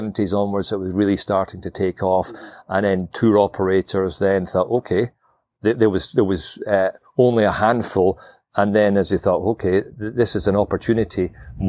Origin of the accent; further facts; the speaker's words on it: St Andrews, Scotland, United Kingdom; Dumbarnie Links, we are 12 miles from St Andrews. That's where I was born and brought up